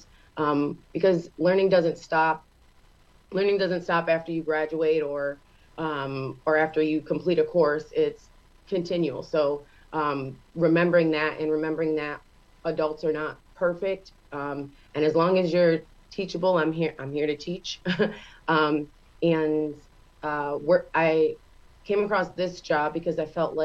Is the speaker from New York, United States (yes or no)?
yes; Geneva, New York, United States; born and raised Geneva, New York